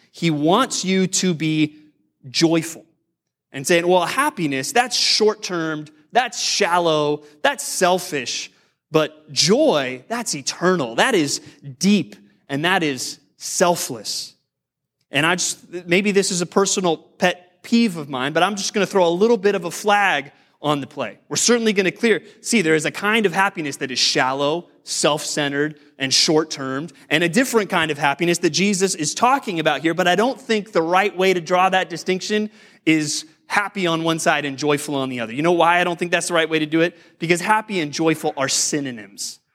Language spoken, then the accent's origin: English; United States